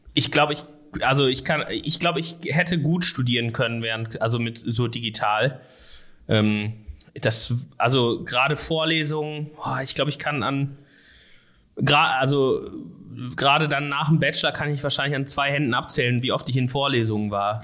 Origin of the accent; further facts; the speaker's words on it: Erkrath, North Rhine-Westphalia, Germany; moved away as an adult; also born or lived in Düsseldorf / Koblenz; now in Ruhr area, Germany; ich komme nicht aus, äh, aus Essen gebürtig oder aus Gelsenkirchen oder irgendwo aus dem Ruhrgebiet, sondern aus Erkrath tatsächlich.